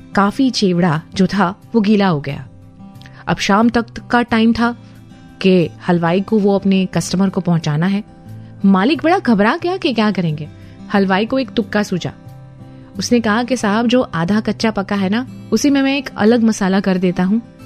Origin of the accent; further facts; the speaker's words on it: Vadodara, Gujarat, India